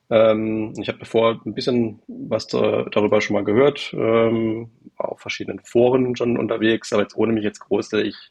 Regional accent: Baden-Württemberg, Germany; Ich äh, bin 35. Ähm, ich komme aus der Nähe von Karlsruhe, ein bisschen südlicher davon.

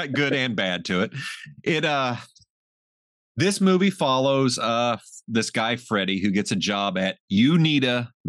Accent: Southern Illinois, United States; my hometown theater in Southern Illinois

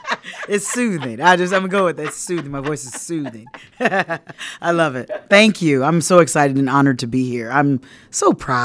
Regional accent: Fort Wayne, Indiana, United States; And so, I'm from Fort Wayne, Indiana. I went to undergrad at Indiana University in Bloomington.

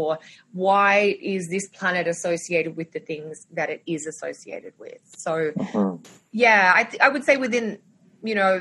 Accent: Sydney, New South Wales, Australia; moved away as an adult; now in Toronto, Canada; I'm Australian, which might be obvious now that I've started talking

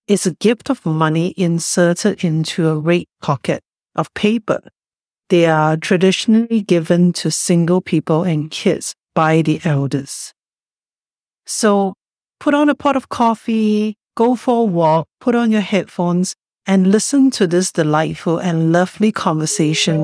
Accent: Singapore; now in Vancouver, Canada; Luna and I grew up in Singapore, and we both now live and work on the unceded and ancestral lands of the Maspung, Squamish, and Tsleil-Waututh people, commonly known as Vancouver, Canada

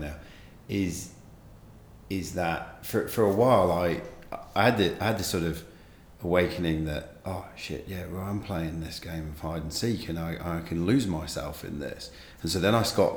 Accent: England, United Kingdom; being an English sporting fan

